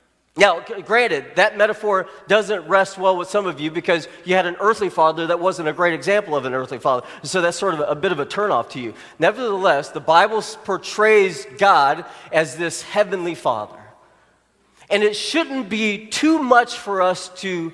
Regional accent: Arkansas, United States; where I grew up in Arkansas

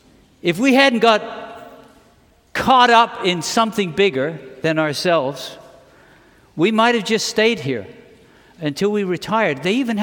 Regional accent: England, United Kingdom; born there; The British, when the British celebrate, I was born in England, the British celebrate like this.

